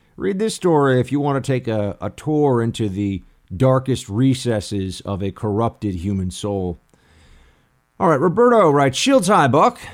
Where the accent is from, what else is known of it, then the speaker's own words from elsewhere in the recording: United States; born and raised in America